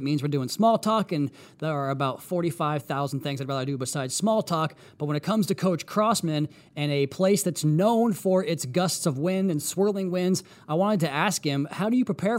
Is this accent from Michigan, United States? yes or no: no; Washington, United States; moved away; back in my home state of Washington